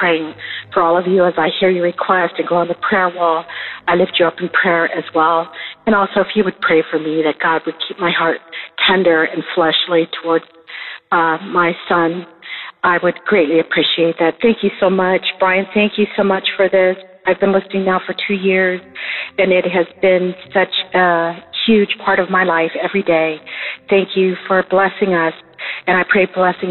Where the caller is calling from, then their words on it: Southern California, United States; I am calling from Southern California